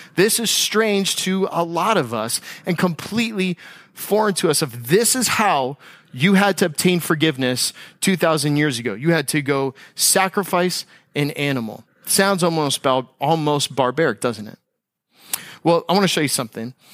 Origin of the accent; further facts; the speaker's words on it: United States; as an American